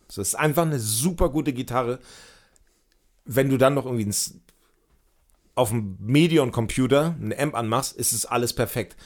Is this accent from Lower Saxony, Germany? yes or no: yes; Hemmoor, Lower Saxony, Germany; moved away; da, wo ich herkomme, so Ecke Cuxhaven, richtig Land auch